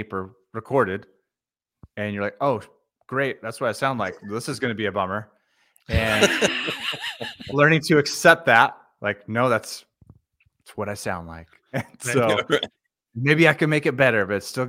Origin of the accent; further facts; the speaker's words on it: Stockton, California, United States; also born or lived in Napa, California; now in Bakersfield, United States; I'm a California native, but I grew up in Stockton